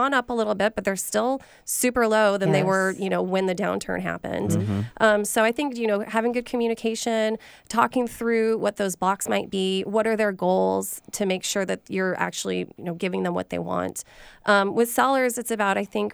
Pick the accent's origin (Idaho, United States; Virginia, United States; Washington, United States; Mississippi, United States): Idaho, United States; now in Seattle, United States; I'm from Idaho originally, and I had family that were tile setters. And so I got to see a lot of construction as a kid